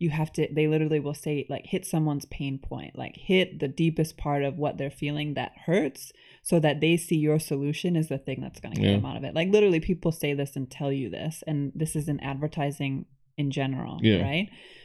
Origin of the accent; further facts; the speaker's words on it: Buffalo, New York, United States; now in Canada; So I grew up in Buffalo, New York.